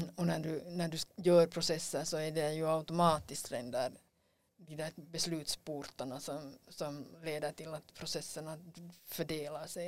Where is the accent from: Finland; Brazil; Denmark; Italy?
Finland; vi har som finlandssvenskar